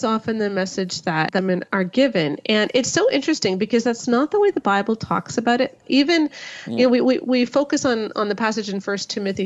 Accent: Canada; I'm Canadian

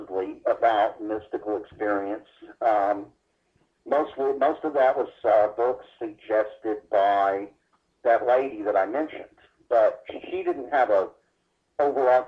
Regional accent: Dallas, Texas, United States; I was born in Dallas, Texas in 1956.

